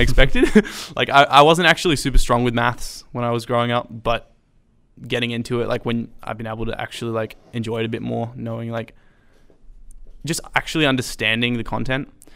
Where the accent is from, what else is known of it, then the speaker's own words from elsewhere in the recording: Sydney, New South Wales, Australia; moved away as an adult; I grew up homeschooling in Sydney. We move, moved up about five years ago.